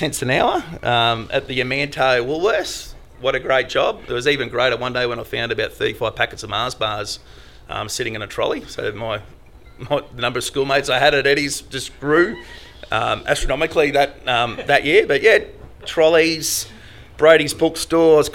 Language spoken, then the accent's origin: English; Ipswich, Queensland, Australia; my office here is 5 kilometres away from where I grew up, which is Leichhardt